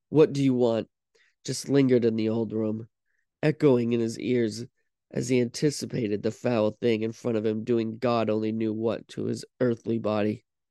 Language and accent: English; Vermont, United States; I'm from Vermont